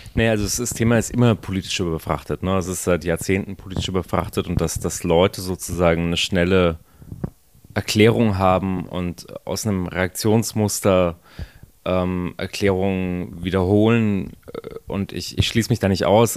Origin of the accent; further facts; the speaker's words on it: Germany; also born or lived in Israel; als äh, Deutscher